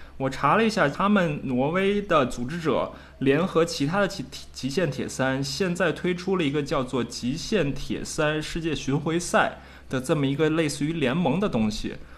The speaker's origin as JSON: {"language": "Chinese", "country": "China", "said": "我们中国人"}